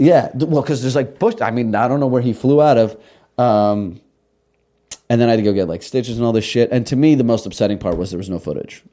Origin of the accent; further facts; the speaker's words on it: Russia; now in United States; we came from Russia. I was born in Russia.